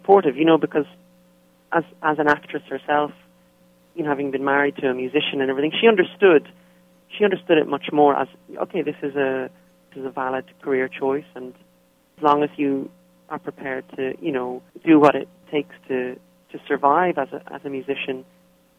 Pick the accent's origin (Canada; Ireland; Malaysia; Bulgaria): Ireland; Dublin, Leinster; moved away as an adult; now in United States; I was born and raised in Dublin in Ireland.